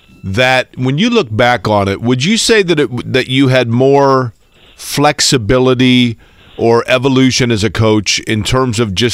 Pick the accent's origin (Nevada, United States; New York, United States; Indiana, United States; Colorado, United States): Indiana, United States; Indianapolis; I grew up in Indianapolis, and so like so many kids that grew up in the 80s, you know, the 70s, 80s, and 90s in Indiana